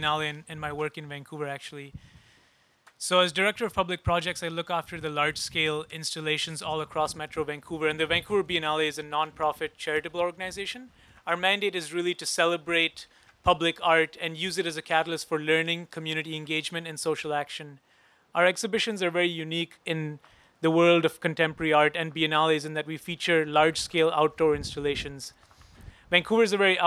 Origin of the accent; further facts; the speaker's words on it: Mumbai, Maharashtra, India; now in Canada; I'm from Mumbai originally, and so a settler on unknown lands.